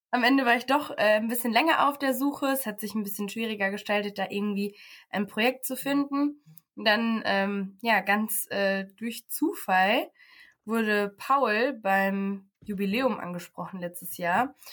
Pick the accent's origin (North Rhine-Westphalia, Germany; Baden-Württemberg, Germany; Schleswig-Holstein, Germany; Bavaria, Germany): North Rhine-Westphalia, Germany; Paderborn; now in Aachen, Germany; Ich komme aus Paderborn, bin im Sommer nach Aachen gezogen und mache jetzt hier mein Praxissemester.